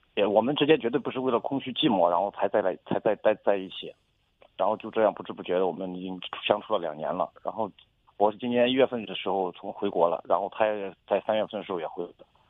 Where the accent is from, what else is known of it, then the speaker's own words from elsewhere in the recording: Zhengzhou, Henan, China; 我都是郑州人，我都，我家是广西那边的